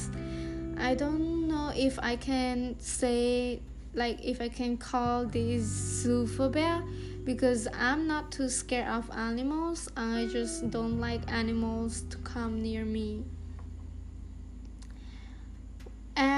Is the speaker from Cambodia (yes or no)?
yes; Takhmao, Kandal, Cambodia; I'm a Cambodian, and I was born in Takma City, Kandahar Province.